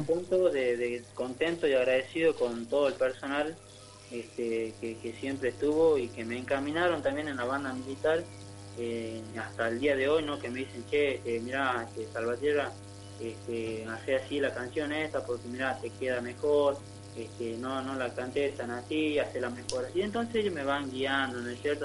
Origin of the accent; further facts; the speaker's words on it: Tartagal, Salta, Argentina; moved away as an adult; now in San Miguel, Argentina; yo soy de Tartagal, este, de Tierra del Calor, ¿no? También eh, somos del, de ahí del, norte, criado.